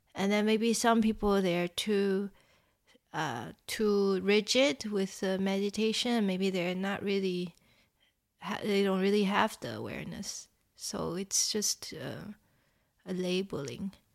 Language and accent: English; Taiwan; moved away; I grew up in Taiwan